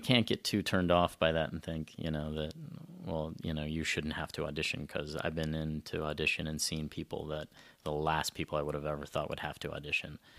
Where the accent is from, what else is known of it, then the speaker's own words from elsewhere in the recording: South Central Texas, United States; moved away as an adult; also born or lived in San Francisco / Venice, Los Angeles / Canada; I grew up in South Central Texas